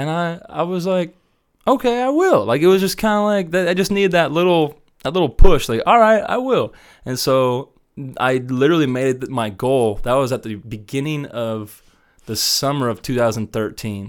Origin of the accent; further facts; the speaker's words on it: Wichita, Kansas, United States; moved away as an adult; also born or lived in Columbus, Ohio / Denver area, Colorado; I grew up in Wichita my whole life